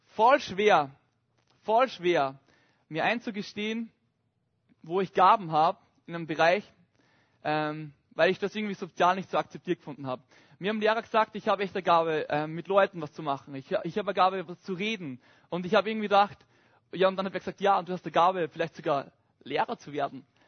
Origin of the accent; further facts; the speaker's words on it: Upper Austria, Austria; moved away; ich komme ursprünglich aus Oberösterreich. Und ich bin so ein richtiges Landkind.